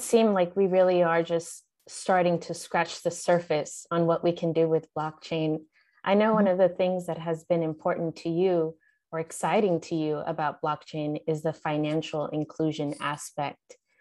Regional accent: East Coast, United States; I grew up on the East Coast

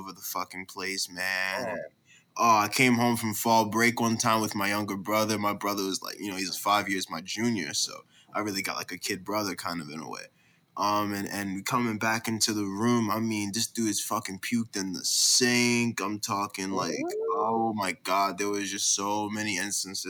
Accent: Richmond, Virginia, United States; I'm a junior from Richmond, Virginia

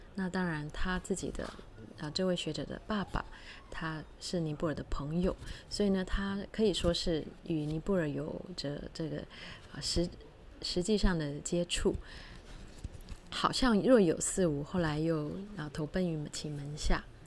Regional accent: George Town, Penang, Malaysia; 我们的家乡是有就，呃，在马来西亚槟城

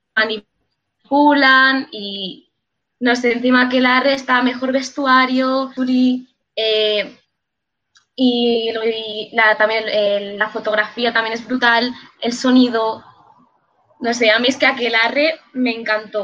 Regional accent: Basque Country, Spain; es por mi tierra

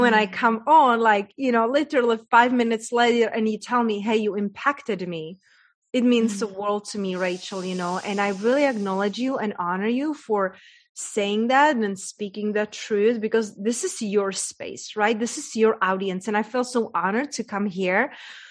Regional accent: Czechia; English is a second language; moved away; I was raised in a very small town in Czech Republic, hence that's my accent from

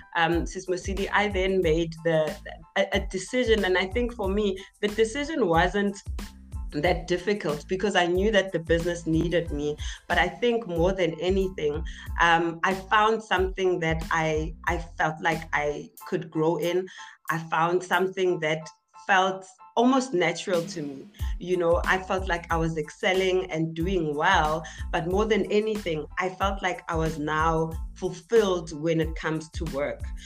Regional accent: Tembisa, Gauteng, South Africa; also born or lived in Zakhele; I'm all the way from Etembisa, uh, born and bred Etembisa.

